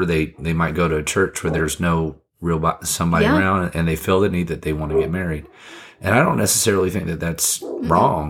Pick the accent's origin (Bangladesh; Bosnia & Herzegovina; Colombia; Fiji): Fiji; now in United States; I wasn't interested in, I don't know what the Americans, and I came from Fiji, so mm-hmm. I wasn't very American at the time